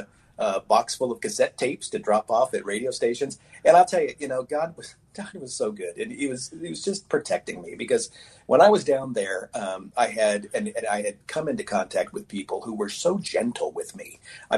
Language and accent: English; Oak Harbor, Washington, United States; I grew up on Whidbey Island in the city of Oak Harbor.